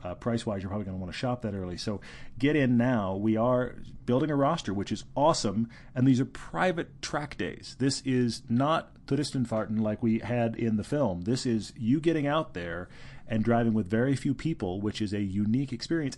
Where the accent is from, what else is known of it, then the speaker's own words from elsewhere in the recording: Houston, Texas, United States; moved away; also born or lived in California; I grew up in Houston, Texas